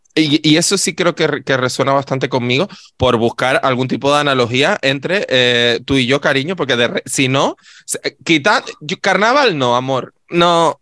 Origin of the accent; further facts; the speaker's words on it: Adeje, Canary Islands, Spain; yo no soy del Cardonal, amor, yo soy de Adeje